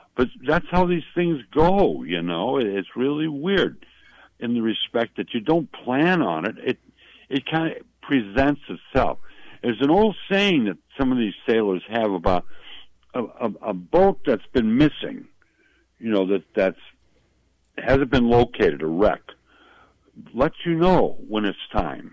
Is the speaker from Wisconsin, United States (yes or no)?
yes; Milwaukee, Wisconsin, United States; When I was a little boy growing up in Milwaukee